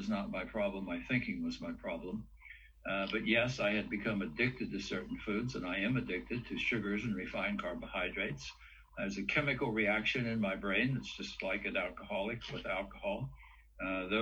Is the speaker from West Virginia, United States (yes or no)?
yes; West Virginia, United States; I come from the Appalachian Mountains. West Virginia was my home. I grew up in a small backwoods country coal mining town